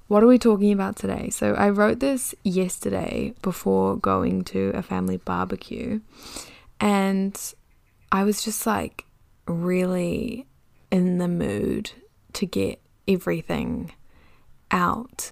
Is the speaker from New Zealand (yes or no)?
yes; New Zealand; accent: Kiwi; also born or lived in London; I can definitely feel my Kiwi accent coming back a little bit